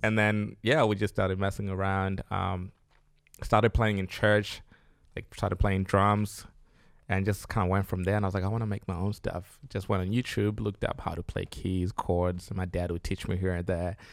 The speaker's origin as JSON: {"language": "English", "country": "Zimbabwe", "moved": "yes", "lives_now": "Australia", "said": "I'm from Zimbabwe"}